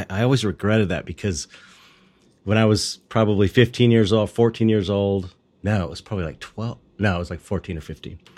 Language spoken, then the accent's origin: English; Los Angeles, California, United States; from San Pedro. It's like blue collar, right. uh, uh, um, longshoring kind of town.